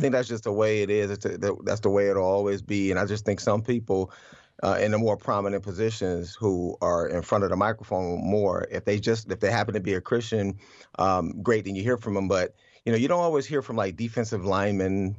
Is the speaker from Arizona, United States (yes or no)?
no; Cleveland, Ohio, United States; I grew up in Cleveland